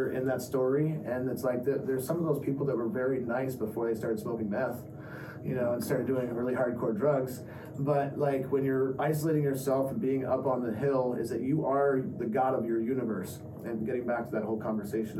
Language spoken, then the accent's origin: English; Vermont, United States; now in California, United States; when I was growing up in Vermont